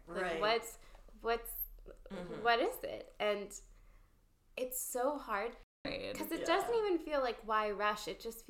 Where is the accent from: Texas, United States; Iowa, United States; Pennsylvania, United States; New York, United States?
Texas, United States; moved away as an adult; now in Los Angeles, United States; the part of Texas that I'm from.